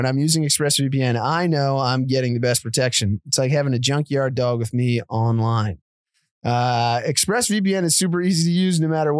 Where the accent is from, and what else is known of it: Connecticut, United States; born or raised there